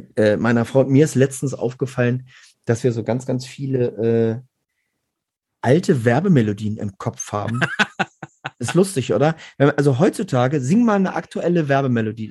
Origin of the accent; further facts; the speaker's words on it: Garbsen, Lower Saxony, Germany; ich komme aus Gerbsen bei Hannover